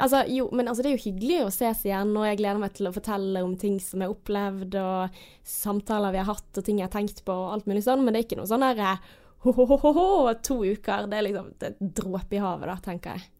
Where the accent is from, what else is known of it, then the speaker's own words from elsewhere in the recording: Bergen, Vestland, Norway; Jeg er oppvokst på Landås